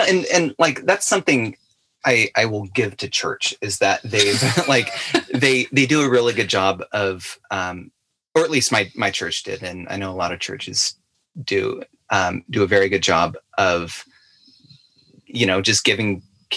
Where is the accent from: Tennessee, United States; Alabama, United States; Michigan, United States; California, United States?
California, United States; Fresno; moved away; as soon as I moved away from, from California, I'm from the Fresno area